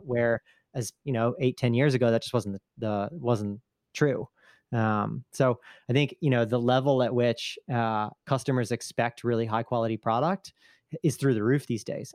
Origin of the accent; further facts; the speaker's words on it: United States; now in Italy; I'm still an American citizen, uh, just living over here